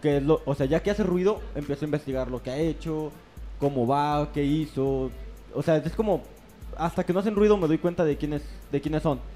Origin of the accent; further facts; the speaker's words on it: Mexico; tenemos como mexicanos